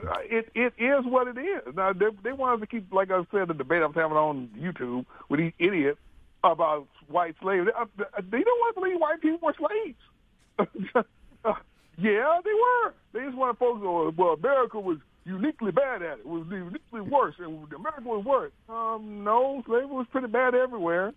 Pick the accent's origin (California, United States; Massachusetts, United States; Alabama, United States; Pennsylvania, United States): Alabama, United States; Mobile; I grew up in the South, in Mobile